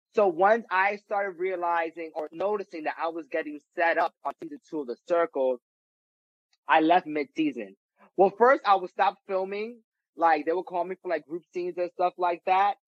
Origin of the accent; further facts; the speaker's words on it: New York City, New York, United States; I'm from the Bronx